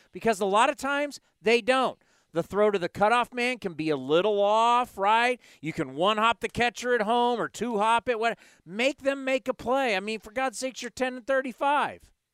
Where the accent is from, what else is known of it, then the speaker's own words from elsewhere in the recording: San Diego, California, United States; I grew up in San Diego